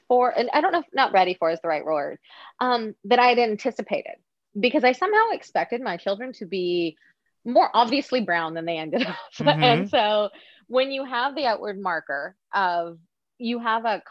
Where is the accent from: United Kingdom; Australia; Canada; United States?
Canada; Montreal, Quebec; born in Montreal